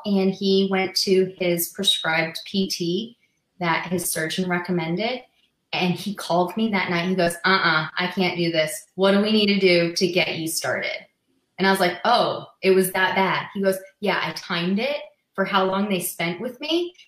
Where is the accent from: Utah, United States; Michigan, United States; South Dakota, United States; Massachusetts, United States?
Massachusetts, United States; moved away as an adult; now in Las Vegas, United States; I'm originally from Massachusetts